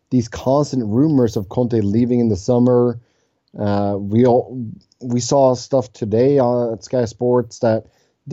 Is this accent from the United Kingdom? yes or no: no; Sweden; now in Cincinnati, United States; I'm back in my native Sweden